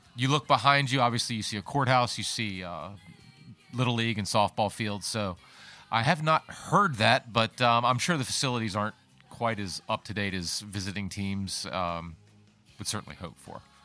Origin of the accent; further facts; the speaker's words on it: Colonial Beach, Virginia, United States; moved away as an adult; now in Fredericksburg, United States; I grew up actually thirty miles east of here in Colonial Beach.